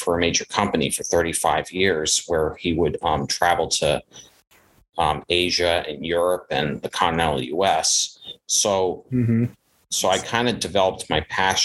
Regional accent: Providence, Rhode Island, United States; now in Seekonk, United States; I was born in 1989 in Providence, Rhode Island. I live in a town called Seekonk, which is not that far.

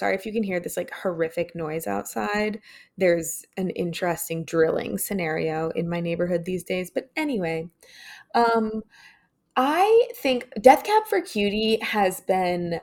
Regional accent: Connecticut, United States; moved away; I grew up in Connecticut.

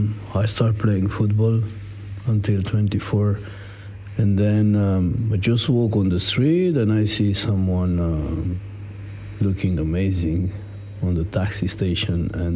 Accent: Italy; English is a second language; moved away as an adult; now in London, United Kingdom; I am a professional athlete, so I came from Italy. In UK, I am already 7 years, something like that.

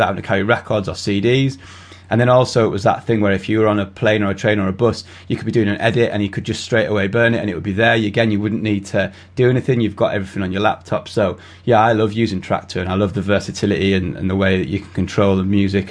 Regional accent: United Kingdom; people in the UK and I guess around most of Europe, but especially the UK, we were trying to sneak into nightclubs when we were 15, 16, 17

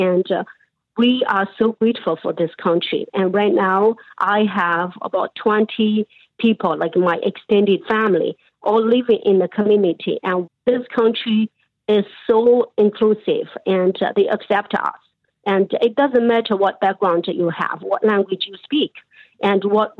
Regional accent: Canada; So we love this country. We are so proud of being a Canadian.

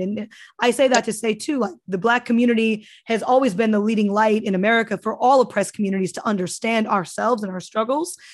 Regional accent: United States; I grew up in Cambodia town where we grew up, Asian people lived in the projects

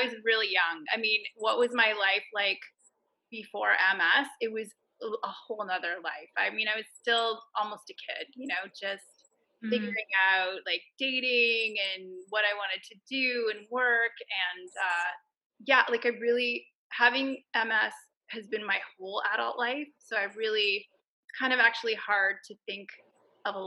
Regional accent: Montreal, Quebec, Canada; now in Toronto, Canada; Originally from Montreal.

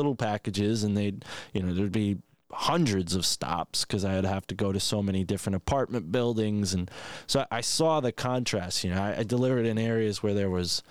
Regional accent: Milford, Connecticut, United States; a bordering town to where I grew up.

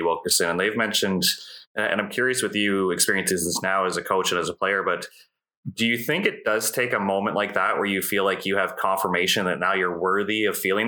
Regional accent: Ontario, Canada; So with me growing up in Ontario, like Six Nations is legit.

